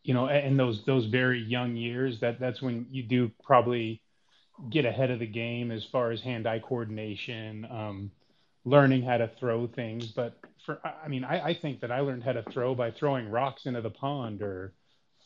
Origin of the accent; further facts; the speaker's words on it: Reno, Nevada, United States; born and raised in Reno, Nevada